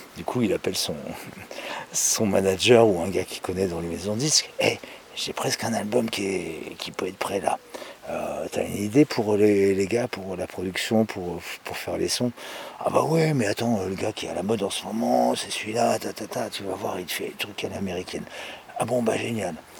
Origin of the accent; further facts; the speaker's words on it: Paris, Île-de-France, France; en tant que Parisien, Parisienne